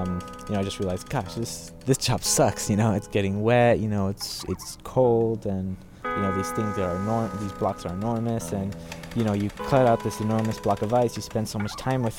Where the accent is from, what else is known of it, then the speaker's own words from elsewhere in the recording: Los Angeles, California, United States; I'm from Los Angeles, California.